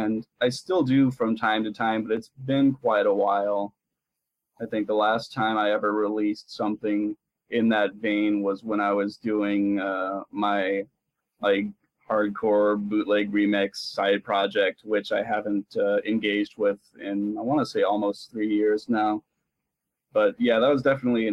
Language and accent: English; a small town south of San Jose, California, United States; I was raised in a small town south of there